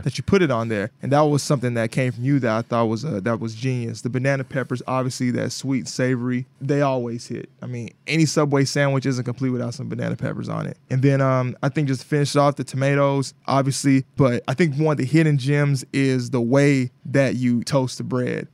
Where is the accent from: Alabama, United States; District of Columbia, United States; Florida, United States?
Alabama, United States; moved away; Even though I grew up in Alabama, my roots are Mississippi